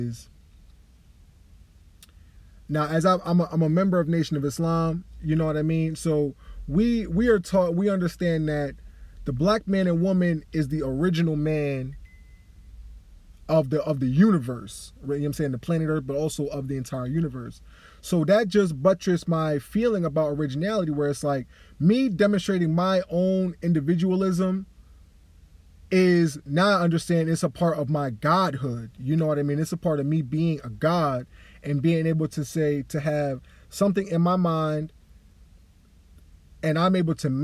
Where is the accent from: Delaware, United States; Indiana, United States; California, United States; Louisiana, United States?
Delaware, United States; also born or lived in New York / Long Island; I was really born and raised in Delaware, spent a lot of my lifetime in New York.